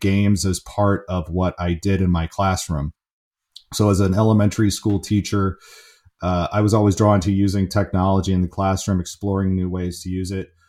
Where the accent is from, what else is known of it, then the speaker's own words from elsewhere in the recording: San Francisco, California, United States; I grew up in the San Francisco area